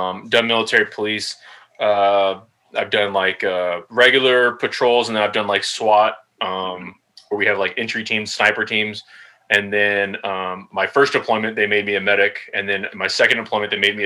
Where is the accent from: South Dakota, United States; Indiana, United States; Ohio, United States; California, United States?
California, United States; Los Angeles; moved away as an adult; also born or lived in Fort Carson, Colorado / Schofield Barracks, Hawaii / Joint Base Lewis-McChord, Washington; now in Fort Leonard Wood, Missouri, United States; I'm from Los Angeles, California.